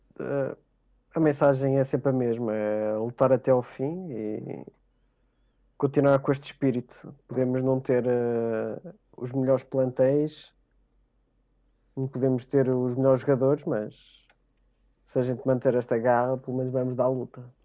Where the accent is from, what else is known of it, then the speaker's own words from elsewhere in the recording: Portugal; Clube da Terra, Oliveirense, uh, porque sou natural do Oliveira das Meias